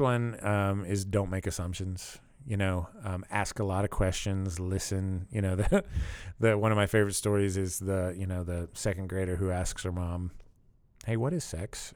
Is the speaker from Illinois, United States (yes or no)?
no; Pittsburgh, Pennsylvania, United States; I grew up in Pittsburgh